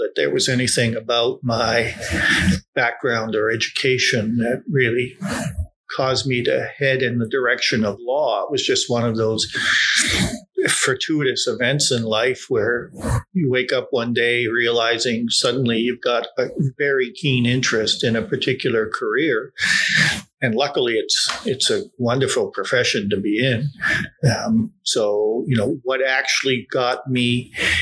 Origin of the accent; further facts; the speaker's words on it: Toronto, Ontario, Canada; So I grew up in Bloor and Lansdowne, a very tough working class neighborhood.